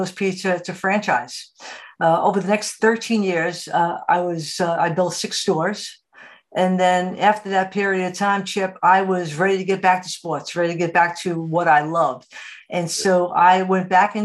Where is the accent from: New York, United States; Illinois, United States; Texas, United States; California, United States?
New York, United States; New York City; I was born and raised in New York City